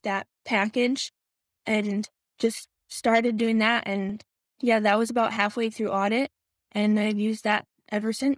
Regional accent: Michigan, United States; moved away; I'm originally from Michigan

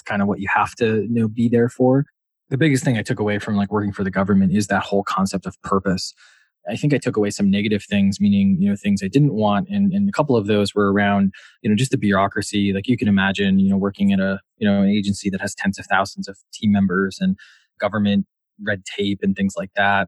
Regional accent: Wisconsin, United States; moved away as an adult; also born or lived in Washington, D.C.; now in Boston, United States; I'm from Wisconsin.

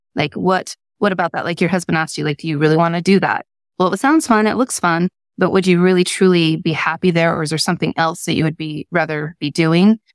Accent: Salt Lake Valley, Utah, United States; I grew up in Utah in Salt Lake Valley

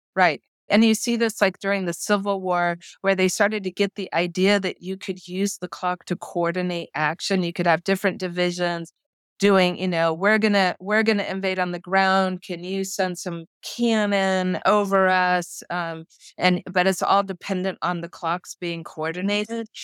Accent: New Mexico, United States; also born or lived in Boston; now in Dallas, United States; I grew up in New Mexico

